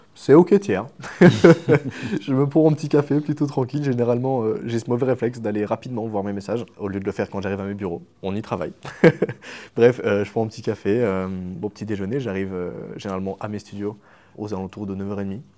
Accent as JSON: {"language": "French", "country": "Switzerland", "said": "je suis suisse en plus, donc euh, je suis entouré de vaches"}